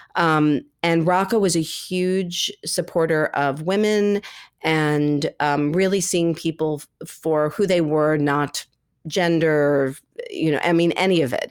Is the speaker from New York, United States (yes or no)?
yes; New York City, New York, United States; I grew up here in New York City and I ended up at NYU